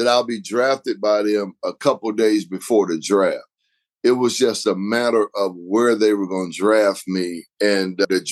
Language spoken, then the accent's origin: English; Decatur, Georgia, United States; also born or lived in Bloomington, Illinois / Chicago, Illinois; now in Austin, United States; But I moved to Georgia when I was 3 years old, so I'm really at heart a Georgia boy. But I reside in Austin, Texas now.